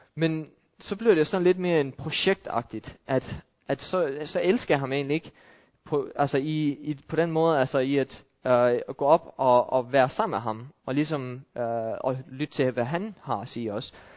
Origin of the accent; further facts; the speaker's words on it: Denmark